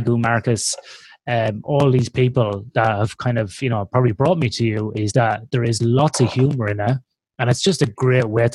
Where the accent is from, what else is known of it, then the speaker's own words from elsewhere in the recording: Ireland; now in Perth, Australia; as an Irish guy growing up in the Northern Hemisphere in the Irish Catholic country